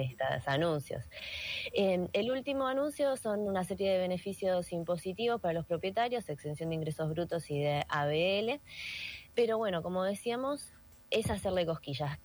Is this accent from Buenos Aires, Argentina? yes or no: yes; Buenos Aires, Argentina; como porteñas